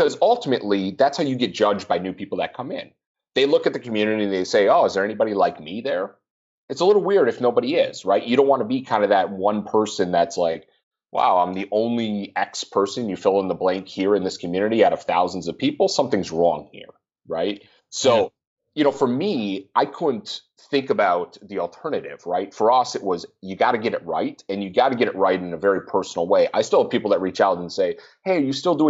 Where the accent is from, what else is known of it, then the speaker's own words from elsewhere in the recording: Minnesota, United States; I'm from Minnesota